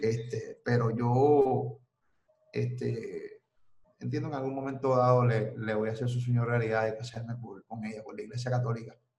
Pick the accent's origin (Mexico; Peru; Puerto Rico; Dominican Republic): Puerto Rico; Carolina; also born or lived in New Jersey; Yo soy de Carolina, Rolling Hills. Me crié en Rolling Hills, Carolina, y luego en Metrópolis viví.